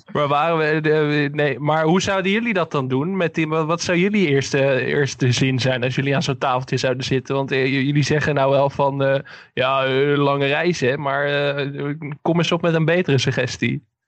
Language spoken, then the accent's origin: Dutch; Enkhuizen, North Holland, Netherlands; mijn geboorteplaats Enkhuizen